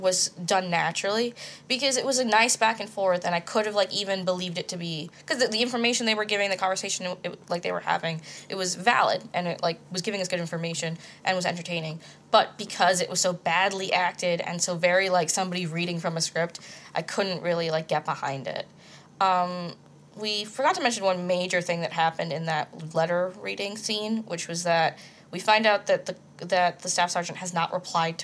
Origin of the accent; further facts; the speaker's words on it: United States; I'm from not New York, but around New York